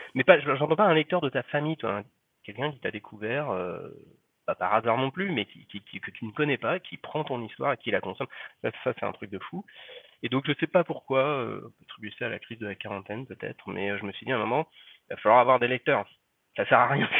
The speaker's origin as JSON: {"language": "French", "town": "Paris", "region": "Île-de-France", "country": "France", "said": "je suis parisien"}